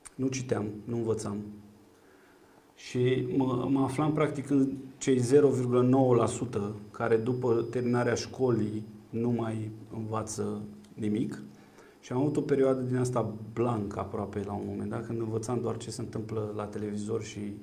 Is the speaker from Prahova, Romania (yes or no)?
yes; Ploiești, Prahova, Romania; Eu sunt un ploieștean cu spirit civic